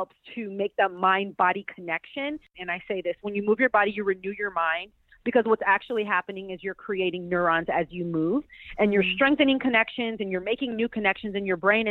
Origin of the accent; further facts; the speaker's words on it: Pasadena, California, United States; I'm from Pasadena, California